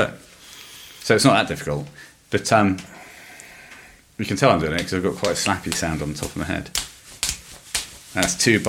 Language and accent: English; England, United Kingdom; We're English.